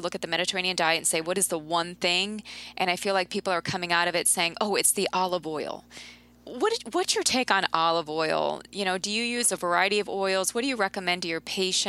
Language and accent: English; Midwest, United States; I'm from the Midwest